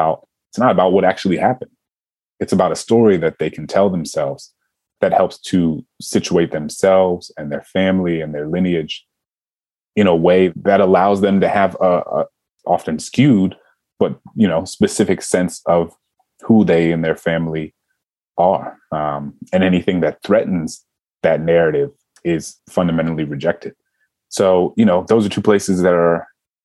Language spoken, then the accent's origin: English; New Orleans, Louisiana, United States; me growing up in New Orleans at a time when, you know, we were called the murder capital of the nation